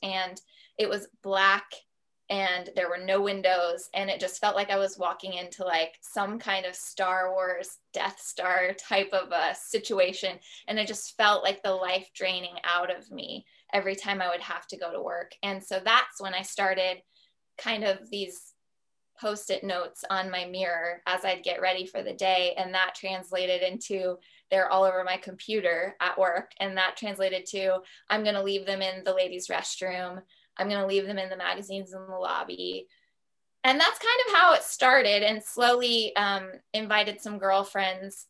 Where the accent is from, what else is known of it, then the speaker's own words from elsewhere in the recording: Columbus, Ohio, United States; moved away as an adult; also born or lived in New York; we decided to move from New York back to Columbus, Ohio, which was my hometown